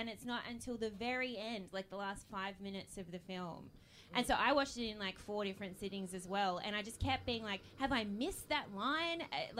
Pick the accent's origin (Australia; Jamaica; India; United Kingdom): Australia; Central Coast, New South Wales; now in Sydney, Australia; I'm from the Central Coast up in near Sydney